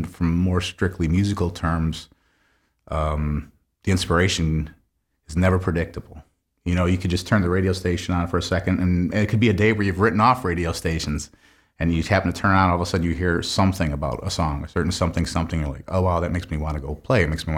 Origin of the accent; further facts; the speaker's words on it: Grand Blanc, Michigan, United States; Grand Blanc.